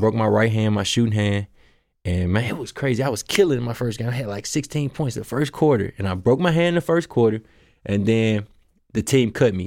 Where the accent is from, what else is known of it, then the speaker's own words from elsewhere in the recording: Memphis, Tennessee, United States; I'm from South Memphis, so by the, by Hamilton High School, so it's right there, and that, that's kinda where I grew up